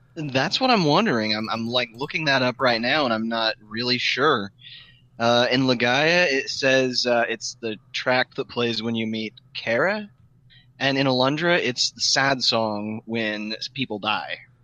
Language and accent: English; United States; being an American